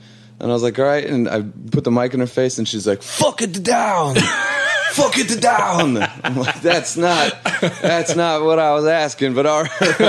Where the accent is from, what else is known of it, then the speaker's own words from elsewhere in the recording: Chicago, Illinois, United States; also born or lived in Waukegan, Illinois; originally, I'm from Chicago.